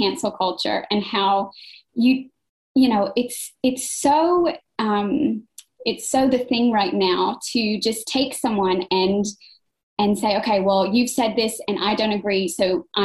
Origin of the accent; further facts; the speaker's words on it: United States; moved away as an adult; now in Brisbane, Australia; I'm an American living in Australia.